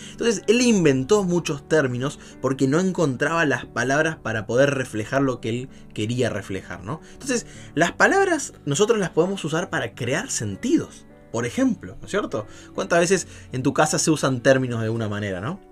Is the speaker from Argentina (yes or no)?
yes; Buenos Aires, Argentina; moved away; mis compañeros porteños, porque me encanta, soy de allá de Buenos Aires